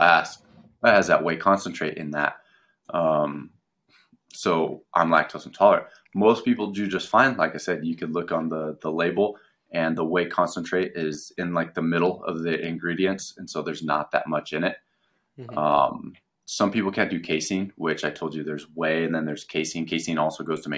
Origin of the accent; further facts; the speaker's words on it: United States; we're American